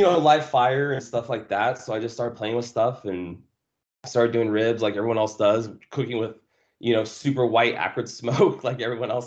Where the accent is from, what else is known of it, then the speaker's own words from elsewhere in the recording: Simi Valley, California, United States; moved away as an adult; also born or lived in Ukiah, California / Kentucky / Monterey, California / San Diego; We moved down here to Simi Valley. And that's basically where I grew up